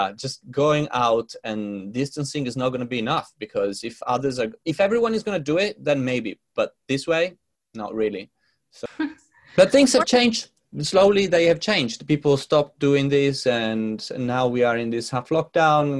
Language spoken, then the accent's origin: English; Italy; moved away as an adult; now in London, United Kingdom; from Italy because my parents are there and my friends are there